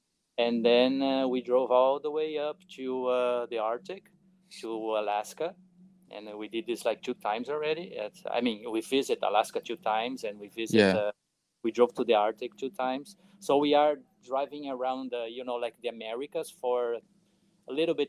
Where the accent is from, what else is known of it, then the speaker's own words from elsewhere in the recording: Brazil; moved away as an adult; we are from Brazil